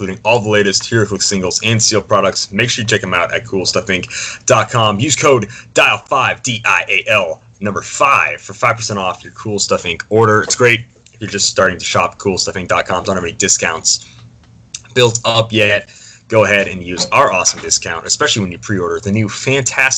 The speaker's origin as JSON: {"language": "English", "region": "South Dakota", "country": "United States", "said": "the beautiful Black Hills of South Dakota, my home state"}